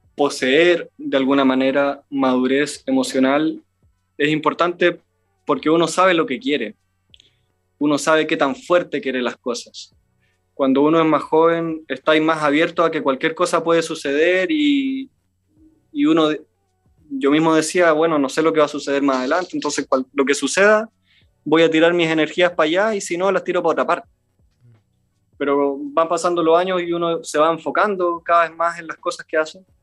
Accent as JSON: {"language": "Spanish", "country": "Chile", "said": "como buen chileno"}